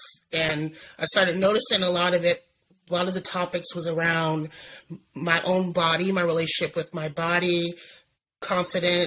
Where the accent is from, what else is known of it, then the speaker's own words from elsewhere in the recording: Oregon, United States; I born and raised in Oregon, currently live in Oregon.